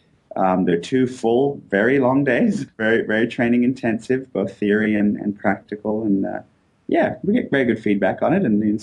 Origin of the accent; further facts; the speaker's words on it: Canada; also born or lived in United States; now in Australia; I'm actually originally from Canada. I've only been over here for a few years.